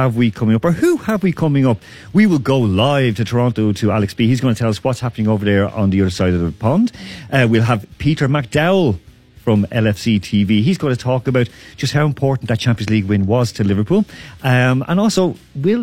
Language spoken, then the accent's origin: English; Ireland; now in Moscow, Russia; I'm from Ireland, so I'm missing home